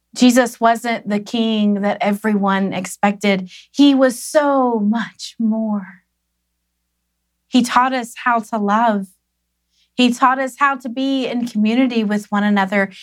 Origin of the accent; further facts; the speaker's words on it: Tennessee, United States; growing up in Tennessee